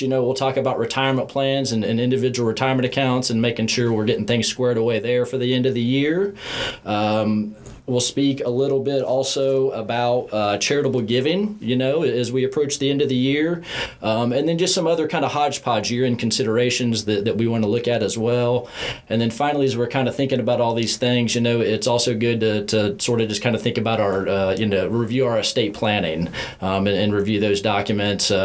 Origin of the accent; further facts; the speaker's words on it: Indiana, United States; now in Tennessee, United States; growing up in Indiana and obviously now living here in Tennessee